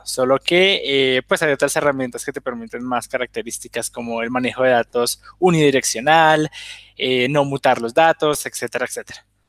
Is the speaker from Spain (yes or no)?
no; Colombia; now in Bolivia; soy de Colombia, ahorita estoy en Bolivia